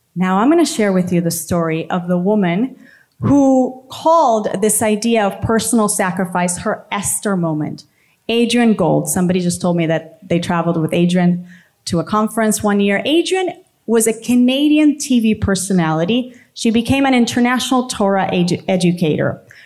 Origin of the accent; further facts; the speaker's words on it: San Juan, Puerto Rico; I'm from Puerto Rico, San Juan.